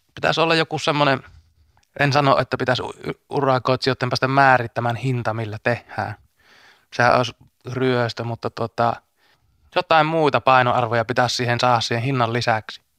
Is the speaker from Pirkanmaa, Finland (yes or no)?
no; Vaala, North Ostrobothnia, Finland; Mä oon itse Vaalasta, niin mun Puolanka on siinä niin kuin rajanaapurikuntana